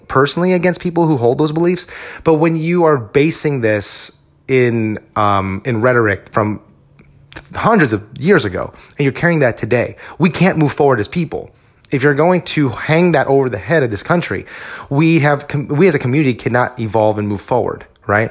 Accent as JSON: {"language": "English", "country": "United States", "said": "we as Filipino American men"}